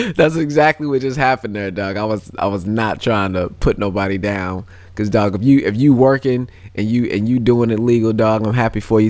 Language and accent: English; St. Louis, Missouri, United States; also born or lived in California; I was born in Cali, but I was raised in Saint Louis